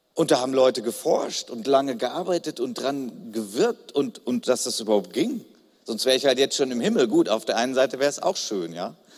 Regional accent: Germany; Ich bin Deutscher, ich stehe dazu, das ist Teil meiner Identität

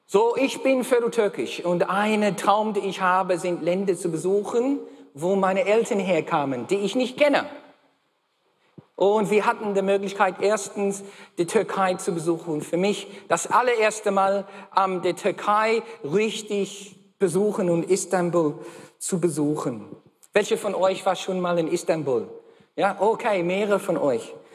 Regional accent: Australia; first language English; German is a second language; moved away; Ich bin gebürtiger Australier. Okay, bin in Australien geboren

